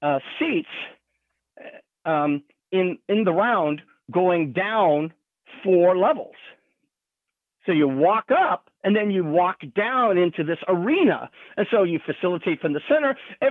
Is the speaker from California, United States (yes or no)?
yes; California, United States; And I'm from California.